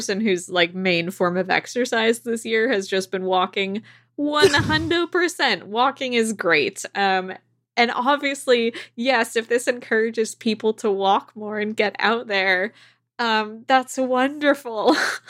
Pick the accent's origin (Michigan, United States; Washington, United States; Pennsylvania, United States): Washington, United States; Port Townsend; In my hometown of Port Townsend, Washington